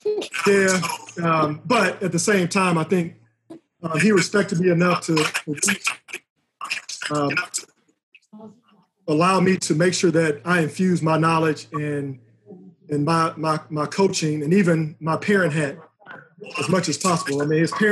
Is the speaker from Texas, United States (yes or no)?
yes; Houston, Texas, United States; I grew up in Houston in Third Ward